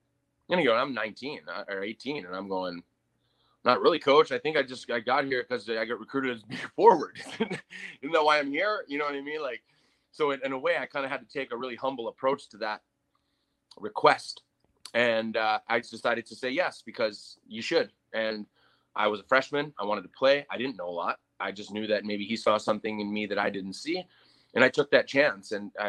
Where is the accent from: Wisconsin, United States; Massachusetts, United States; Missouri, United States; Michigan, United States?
Wisconsin, United States; Green Bay; moved away as an adult; also born or lived in Chicago; I grew up in Green Bay, Wisconsin. You know, I didn't grow up in a big town.